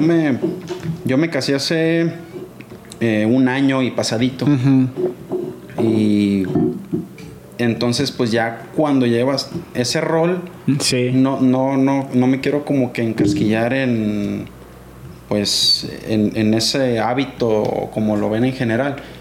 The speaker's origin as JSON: {"language": "Spanish", "town": "Guamúchil", "region": "Sinaloa", "country": "Mexico", "tie": "born or raised there", "also_born_or_lived": "Culiacán, Sinaloa / Angostura, Sinaloa", "said": "ahí crecí y ahí empecé a patinar"}